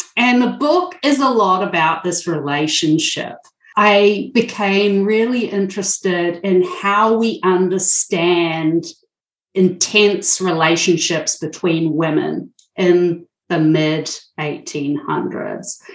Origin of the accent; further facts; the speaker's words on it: New Zealand; now in Milwaukee, United States; I am originally from New Zealand